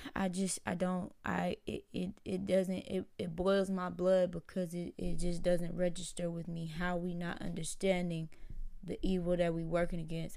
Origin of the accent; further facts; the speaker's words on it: Houston, Texas, United States; I'm from Houston